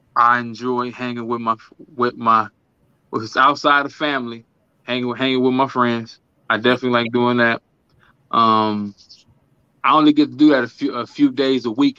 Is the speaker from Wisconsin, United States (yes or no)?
yes; Milwaukee, Wisconsin, United States; I am from Milwaukee, Wisconsin, Midwest, um, 414, MKE